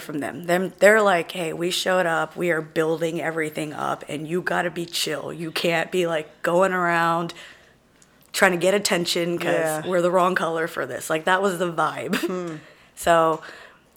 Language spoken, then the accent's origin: English; Carrollton, Texas, United States; also born or lived in Wills Point, Texas; I grew up in the Dallas area